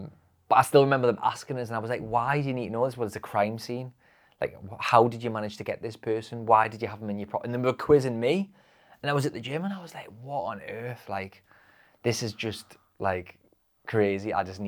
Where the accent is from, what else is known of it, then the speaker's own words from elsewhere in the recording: North East England, United Kingdom; I know I swear a lot. I'm a Geordie, see.